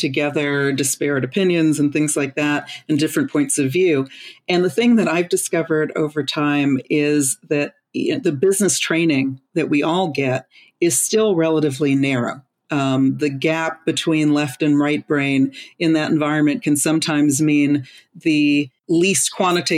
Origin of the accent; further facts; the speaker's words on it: Los Angeles, California, United States; I'm from Los Angeles